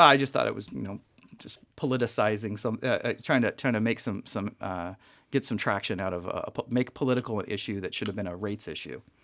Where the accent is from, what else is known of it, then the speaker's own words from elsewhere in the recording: Las Vegas, Nevada, United States; born and raised in Vegas